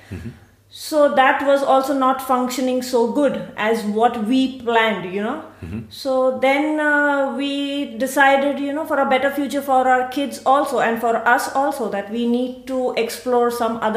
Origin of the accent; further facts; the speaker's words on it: Mumbai, Maharashtra, India; moved away as an adult; also born or lived in Pune; now in Siegen, Germany; I come from India. Uh, I'm born in uh, Mumbai, the city of love, music, and Bollywood. Um, here in Germany, I'm staying in uh, Siegen and I have uh, come one and a half years back